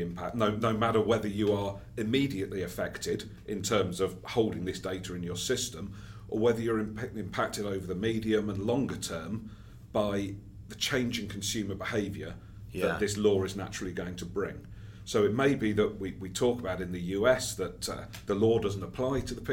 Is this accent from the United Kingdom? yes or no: yes; United Kingdom; I'm British, speaking from there